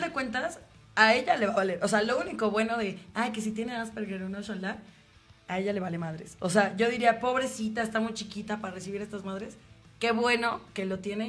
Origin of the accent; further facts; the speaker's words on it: Mexico; como mexicanos